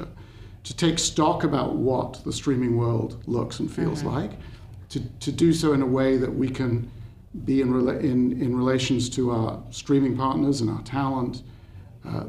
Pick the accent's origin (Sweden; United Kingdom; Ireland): United Kingdom; I speak as a Brit